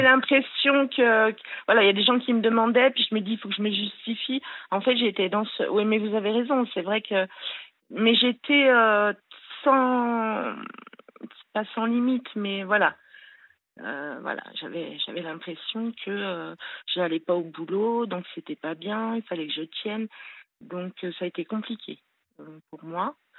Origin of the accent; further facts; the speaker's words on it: Le Grand-Bornand, Auvergne-Rhône-Alpes, France; je suis née au Grand Bornand, disons à Annecy, ceux qui connaissent. Euh, donc euh, voilà, j'ai eu euh, une enfance assez super, quoi, en montagne.